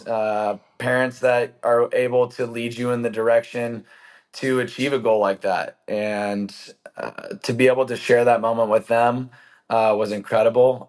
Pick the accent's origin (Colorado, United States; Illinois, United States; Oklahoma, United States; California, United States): California, United States; San Diego; growing up in San Diego, pretty good place to be able to, uh, hang out outside.